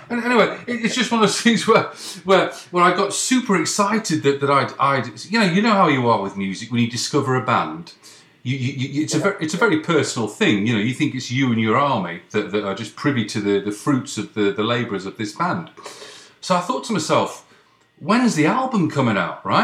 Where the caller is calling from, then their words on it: Ottawa, Ontario, Canada; I'm in I'm in Canada. i have got a New York number, but it's uh, I'm, I'm calling from Canada.